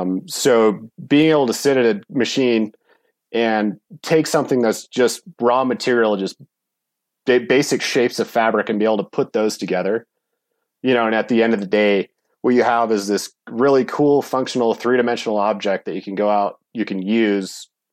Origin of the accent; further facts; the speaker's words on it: Bishop, California, United States; also born or lived in Bozeman; I grew up in Bishop, California, which is kind of a hotbed for, you know, climbing, skiing, you know, pretty much all things outdoor.